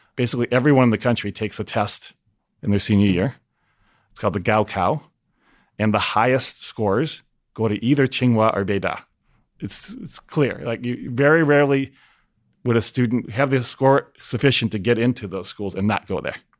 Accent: Minneapolis, Minnesota, United States; my hometown in Minneapolis

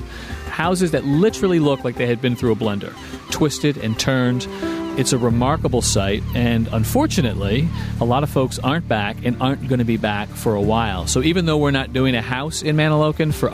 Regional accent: Maplewood, New Jersey, United States; moved away as an adult; also born or lived in Massachusetts; I grew up in Maplewood, and I lived there straight through until I went to Massachusetts for college

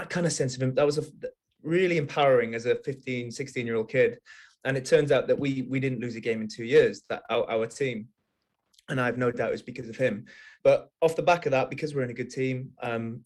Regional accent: Wales, United Kingdom; I grew up in Wales. I'm Welsh, and rugby is kind of the main sport in Wales.

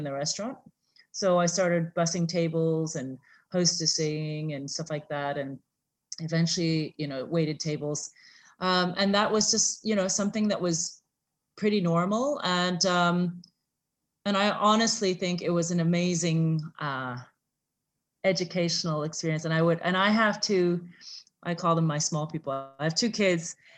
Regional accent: St. Louis, Missouri, United States; also born or lived in San Francisco, California; now in Singapore; I was born in San Francisco, and I grew up in St. Louis, Missouri.

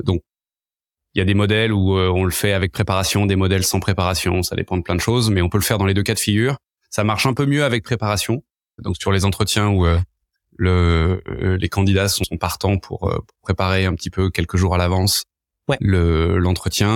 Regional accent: Paris, Île-de-France, France; moved away as an adult; now in San Francisco, United States; Je suis né euh, il y a quelques années à Paris. Euh, là maintenant ça fait dix ans que j'habite à San Francisco.

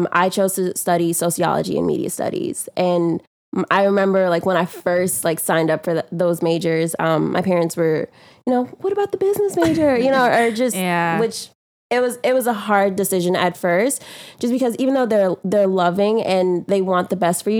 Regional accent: New York, United States; accent: New York; also born or lived in Guyana; it's a New York accent, but I was born in Guyana. My family's from Guyana. I came to New York when I was about eight or nine

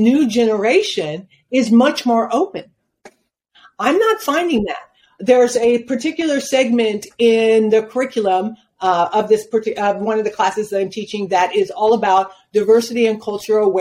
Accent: Spokane, Washington, United States; moved away as an adult; now in Phoenix, United States; My parents chose Spokane, Washington. They'd never been there. They were not aware of the cultural or the lack of culture and the impact that it would have on us as children growing up

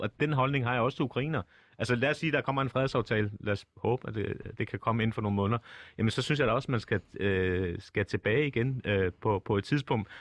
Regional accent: Copenhagen, Capital Region of Denmark, Denmark; accent: Copenhagen; jeg er født og opvokset på Nørrebro

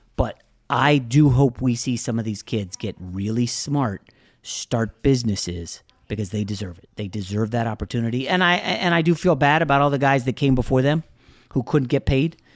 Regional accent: United States; I'm American

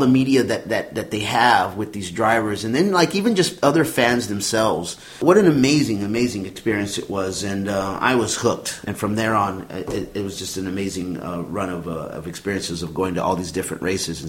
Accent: Houston, Texas, United States; also born or lived in San Antonio, Texas; I am originally from Houston, Texas, by way of San Antonio, and I grew up not around NASCAR, but being in Texas

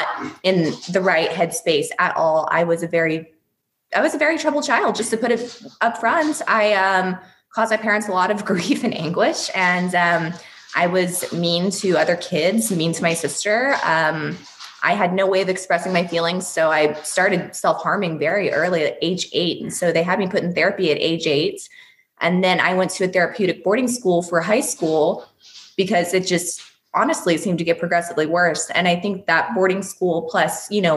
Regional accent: Houston, Texas, United States; also born or lived in Russia; I was adopted from Russia when I was 5, by an American family. So we all live in Houston, Texas now

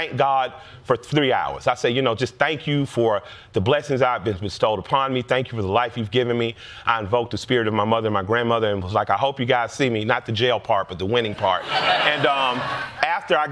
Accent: the South, Southern United States, United States; I'm a Southern black man

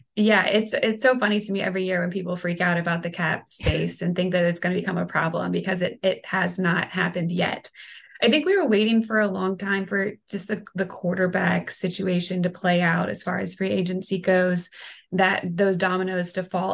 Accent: North Carolina, United States; moved away as an adult; now in New Orleans, United States; So I'm from North Carolina

